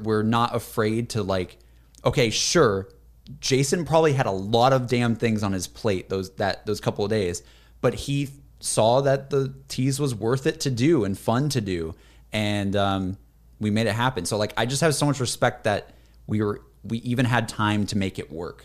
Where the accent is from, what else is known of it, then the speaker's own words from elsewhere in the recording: Alabama coast, United States; moved away; also born or lived in Austin; I wanna go visit my hometown. 'Cause I haven't been in my hometown in, like, ye-, I, I, maybe two years. Like, going back to Alabama